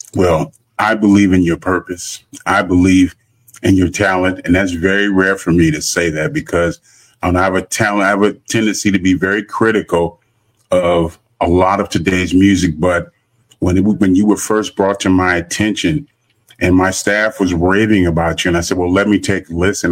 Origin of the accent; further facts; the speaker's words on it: Los Angeles, California, United States; now in Houston, United States; I'm originally from Los Angeles.